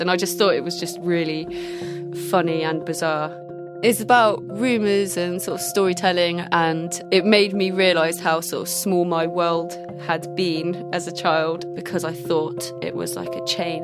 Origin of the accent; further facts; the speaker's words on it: Bristol, South West England, United Kingdom; I grew up in Redfield